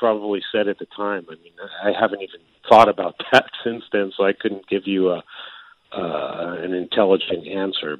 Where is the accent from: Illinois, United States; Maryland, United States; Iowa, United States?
Maryland, United States; now in Japan; I grew up in Maryland, and it's right on the border of the North and South